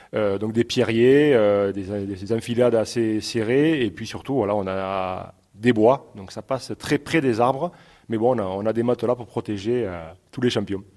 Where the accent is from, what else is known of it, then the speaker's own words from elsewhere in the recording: Brassac, Occitania, France; je suis né à Brassac et amoureux de mon village